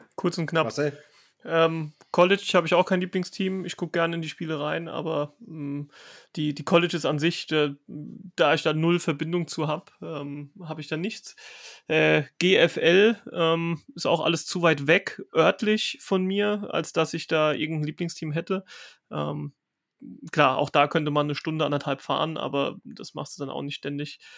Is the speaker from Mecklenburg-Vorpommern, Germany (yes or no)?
no; Rhineland-Palatinate, Germany; ich komme ja aus Rheinland-Pfalz